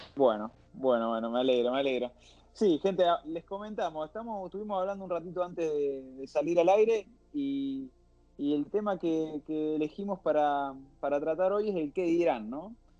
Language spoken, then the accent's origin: Spanish; Argentina; now in Barcelona, Spain